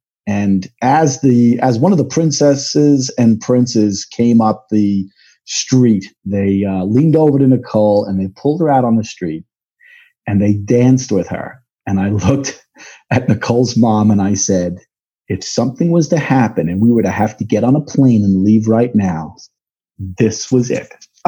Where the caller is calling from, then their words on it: New York, United States; I am checking in from the beautiful Hudson Valley. It is, summer is in prime form. Everybody is out on a Friday afternoon here in New York, and the Hudson River is glistening.